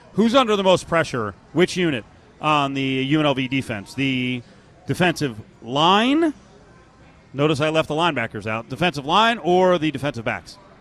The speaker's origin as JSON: {"language": "English", "region": "New Jersey", "country": "United States", "tie": "born or raised there", "moved": "yes", "lives_now": "Las Vegas, United States", "said": "back in New Jersey, my home state"}